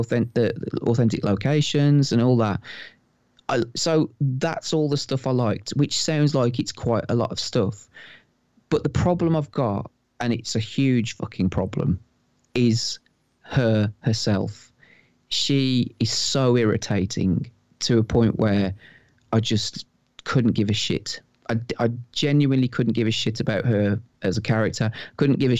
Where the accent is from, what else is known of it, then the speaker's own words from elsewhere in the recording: Wolverhampton, West Midlands, United Kingdom; I'm from Wolverhampton, you know, and I don't think that I've got what would I would class as the typical kind of accent